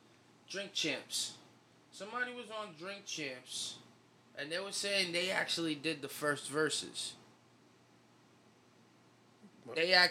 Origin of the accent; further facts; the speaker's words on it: Brooklyn, New York, United States; I'm from Brooklyn.